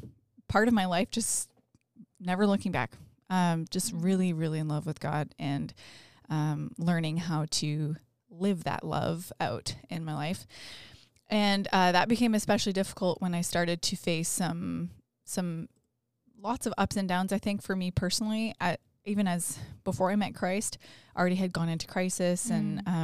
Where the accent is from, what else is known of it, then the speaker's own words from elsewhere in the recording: North Bay, Ontario, Canada; now in London, Canada; We, I'm from North Bay, which is very north of London.